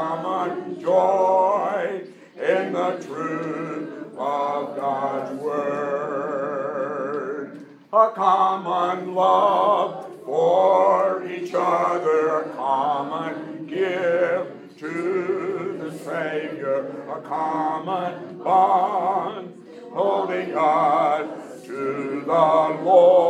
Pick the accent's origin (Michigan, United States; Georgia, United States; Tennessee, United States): Tennessee, United States; Alamo; when Colette and I were growing up in Alamo, Tennessee